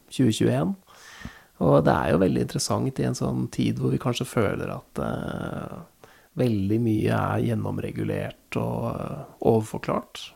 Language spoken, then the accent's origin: Norwegian; Nittedal, Akershus, Norway; Jeg har jo flytta tilbake til der jeg vokste opp uh, nå, og jeg har jo innsett at jeg blir jo aldri ferdig med nærmarka til, til, uh, til Nittedal, da, hvor, jeg, hvor jeg bor.